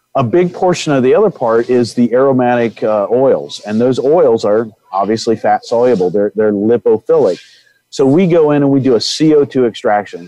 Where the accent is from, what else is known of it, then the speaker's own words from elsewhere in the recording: Indiana, United States; I come from Indiana, and in Indiana, there's a lot of family farms